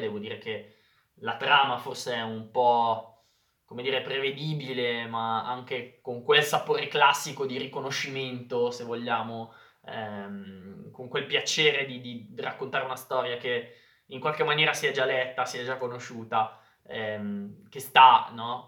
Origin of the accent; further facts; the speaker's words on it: Lombardy, Italy; accent: Lombard; si parla tanto lombardo, si parla tanto il mio dialetto